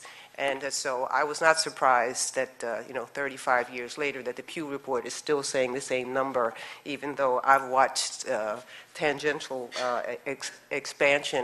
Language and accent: English; United States; I am African American